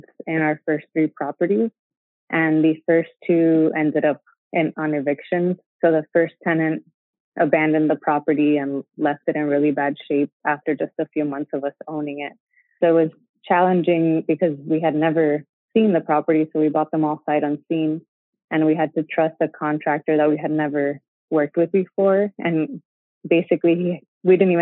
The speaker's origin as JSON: {"language": "English", "town": "Miami", "region": "Florida", "country": "United States", "also_born_or_lived": "Gainesville, Florida / New York City", "moved": "as an adult", "said": "we were from Miami, which is South Florida."}